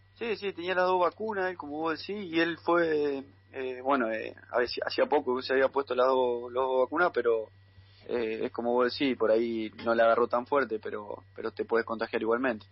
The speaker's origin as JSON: {"language": "Spanish", "town": "Carcarañá", "region": "Santa Fe", "country": "Argentina", "tie": "born or raised there", "moved": "yes", "lives_now": "Junín, Argentina", "said": "yo soy de Carcarañá"}